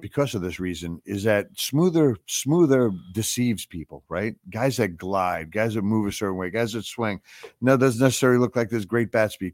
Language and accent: English; Long Island, New York, United States; our neck of the woods where, uh, where Alex and I grew up